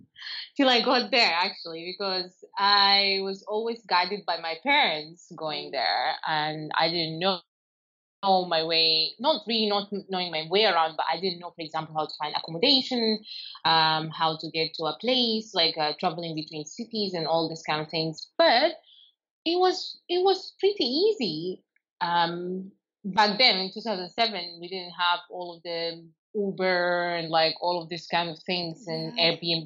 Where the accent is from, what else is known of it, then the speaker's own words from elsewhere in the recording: Sudan; I'm from Sudan. I'm 32 years old and the first time I left home, it was 2009. Like home as in like my parents' home, because we are not really based in Sudan.